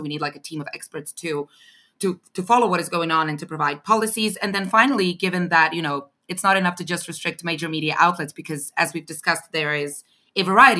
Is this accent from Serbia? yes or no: yes; Belgrade, Serbia; moved away; I'm originally from Serbia, from Belgrade